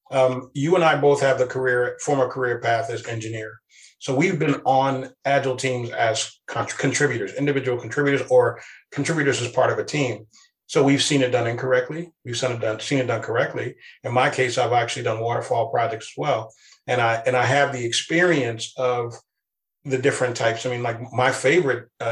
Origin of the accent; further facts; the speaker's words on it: East Coast, United States; now in West Coast, United States; I'm originally from the East Coast, and we have a very different way of speaking there.